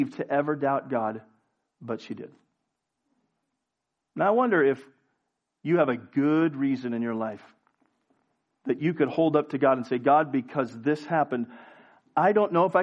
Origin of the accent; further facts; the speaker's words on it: United States; I'm an American